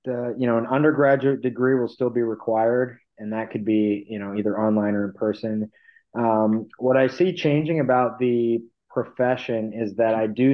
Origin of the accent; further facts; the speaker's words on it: Barrington, United States; Dr. Van Ness in Barrington